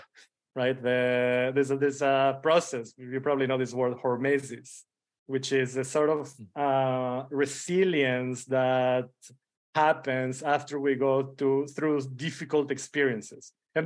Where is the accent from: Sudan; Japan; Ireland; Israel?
Israel; also born or lived in Mexico City, Mexico; You know, I was born in Mexico City, but then when I was 12 or 13, we moved out of Mexico we went to Tel Aviv, well, close to Tel Aviv, a small town just north of Tel Aviv in Israel. And that's where I grew up